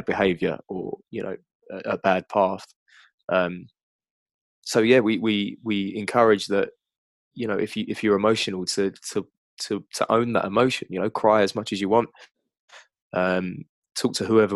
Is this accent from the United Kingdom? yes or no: yes; United Kingdom